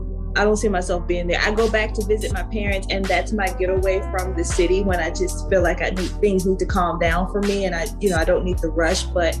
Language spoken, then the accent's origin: English; Lawrenceville, Virginia, United States; Quiet and quaint, and everybody is always in your business, and you know, it's. You know, your family is right there. Like, I mean, literally in your backyard. I grew up where my parents live now.